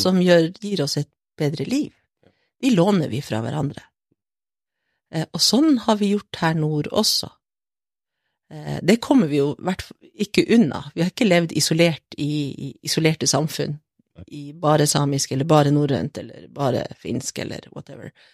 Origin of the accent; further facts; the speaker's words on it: Brønnøysund, Nordland, Norway; moved away as an adult; also born or lived in Finnskogen, Solør; now in Kautokeino, Norway; så jeg bodde der i Solør, mm -hmm. lengst inne på Finnskogen, imot grensa, de første åtte årene. Ja. Og så eh, flytta familien min til Sør-Helgeland, til Brønnøysund